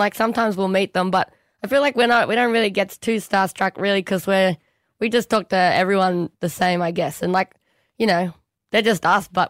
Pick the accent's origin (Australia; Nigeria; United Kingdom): Australia; New South Wales; I'm from Australia. I'm not from New York